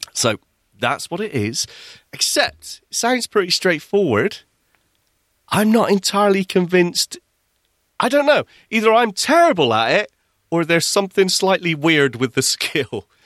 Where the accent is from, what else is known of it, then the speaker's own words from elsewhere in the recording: Bristol, South West England, United Kingdom; also born or lived in Midlands; now in Manchester, United Kingdom; I came from Bristol originally, that's where I was born and where I spent my childhood